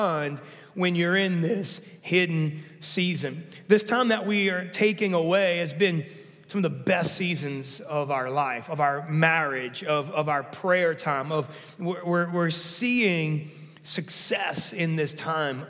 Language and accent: English; New Orleans, Louisiana, United States; also born or lived in Denver, Colorado; now in Gulf Shores, United States; I'm originally from New Orleans